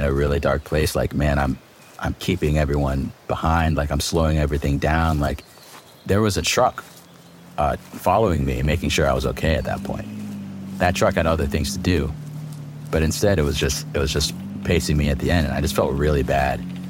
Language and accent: English; Virginia, United States; moved away as an adult; also born or lived in Vietnam; now in Los Angeles, United States; I was born in Vietnam, came to America when I was 1 year old and lived on the East Coast, Virginia, for about 18 years